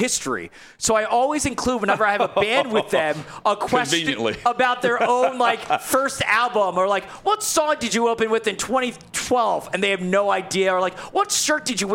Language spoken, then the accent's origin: English; New York City, New York, United States; I'm from New York City